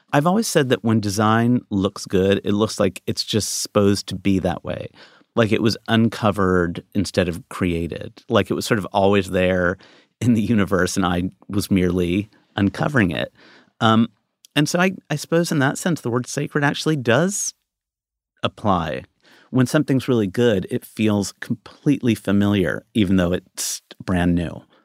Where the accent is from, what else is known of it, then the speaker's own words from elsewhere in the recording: United States; I'm American